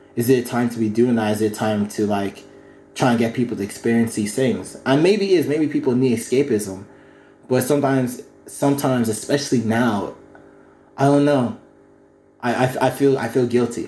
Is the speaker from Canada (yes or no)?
no; County Kildare, Ireland; Growing up in Kildare